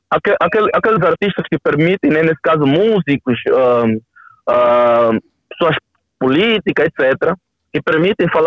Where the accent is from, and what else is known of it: Cazenga, Luanda Province, Angola